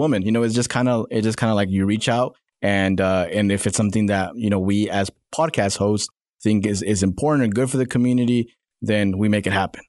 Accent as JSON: {"language": "English", "town": "Salinas", "region": "California", "country": "United States", "tie": "born or raised there", "moved": "yes", "lives_now": "Northwest Arkansas, United States", "said": "I was born in, uh, Salinas, California."}